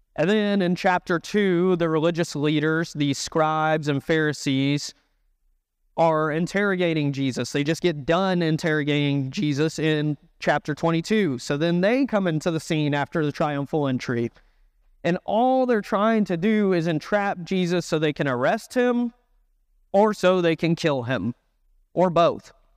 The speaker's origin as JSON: {"language": "English", "town": "Dallas", "region": "Texas", "country": "United States", "moved": "yes", "lives_now": "Raleigh, United States", "said": "I am not from North Carolina. I'm from Texas"}